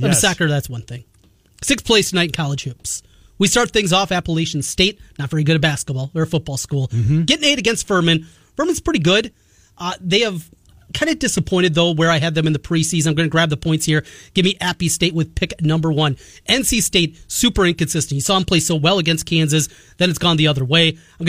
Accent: Canada; I know as a Canadian, it doesn't get you quite as round.

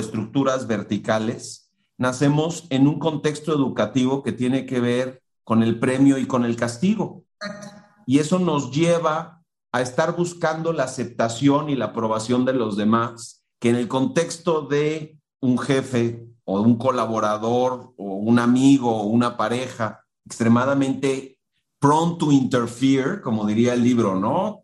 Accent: Mexico; en el contexto de una cultura como la mexicana, donde tenemos unas estructuras jerárquicas gigantescas

